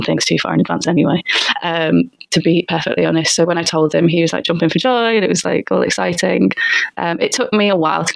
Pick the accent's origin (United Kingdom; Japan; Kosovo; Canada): United Kingdom; Liverpool, North West England; moved away as an adult; now in London, United Kingdom; I'm from Liverpool originally.